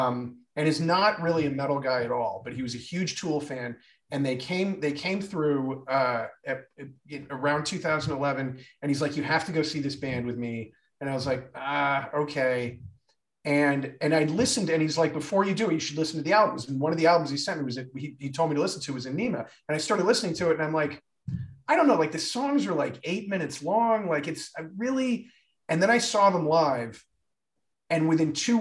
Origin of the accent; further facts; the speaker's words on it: Midwest, United States; I grew up in the Midwest and had no access to a good radio station